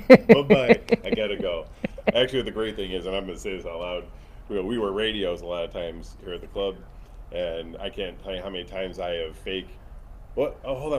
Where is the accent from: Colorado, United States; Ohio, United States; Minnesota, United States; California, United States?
Ohio, United States; Cleveland; moved away; I'm from Cleveland originally.